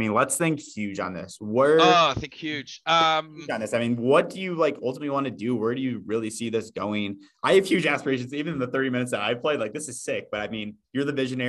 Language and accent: English; Iowa, United States; now in Boston, United States; but I'm from Iowa, which is right next to North Dakota. So like we're kind of in that same region.